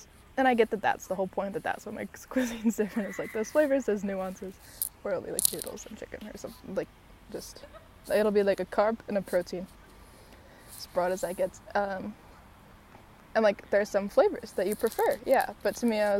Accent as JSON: {"language": "English", "town": "Chicago", "region": "Illinois", "country": "United States", "tie": "born or raised there", "also_born_or_lived": "San Diego, California / London", "moved": "yes", "lives_now": "New York, United States", "said": "being born in San Diego, growing up in Chicago, having lived in New York for years now"}